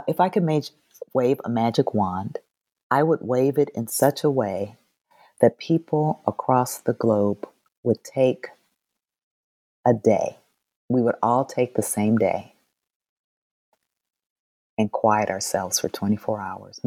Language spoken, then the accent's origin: English; Indianapolis, Indiana, United States; moved away; I grew up in Indianapolis